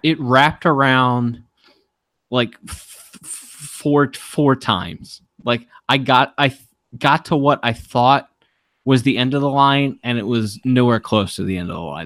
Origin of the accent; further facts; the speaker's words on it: Baltimore, Maryland, United States; I'm from Baltimore, and I'm really proud of my city